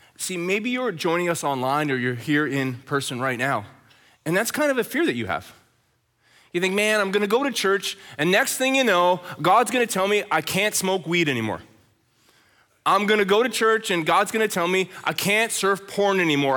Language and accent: English; Red Deer, Alberta, Canada; now in Chilliwack, Canada; Growing up in Red Deer, Alberta, as a teenager